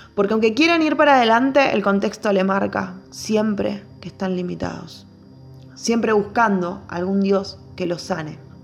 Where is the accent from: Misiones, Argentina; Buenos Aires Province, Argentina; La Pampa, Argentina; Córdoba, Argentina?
Buenos Aires Province, Argentina; Barrio Sarmiento; nací y me crié en Barrio Sarmiento y actualmente vivo en Barrio Libertador